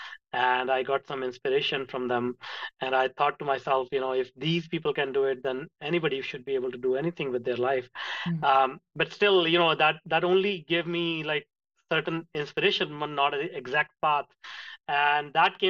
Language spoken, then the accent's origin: English; India; moved away; I grew up in India in a small town